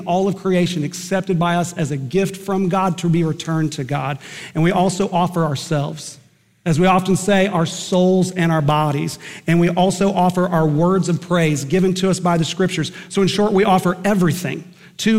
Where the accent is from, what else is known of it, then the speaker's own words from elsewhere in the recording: Eden, Oklahoma, United States; Growing up in Eden, Oklahoma